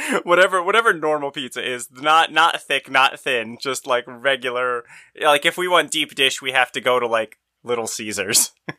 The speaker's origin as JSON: {"language": "English", "region": "East Coast", "country": "United States", "said": "I'm from the East Coast."}